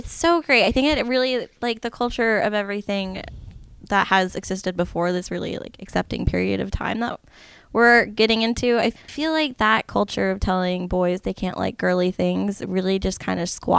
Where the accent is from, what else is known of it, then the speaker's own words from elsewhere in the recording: Las Vegas, Nevada, United States; also born or lived in Henderson, Nevada; now in Seattle, United States; I grew up in Las Vegas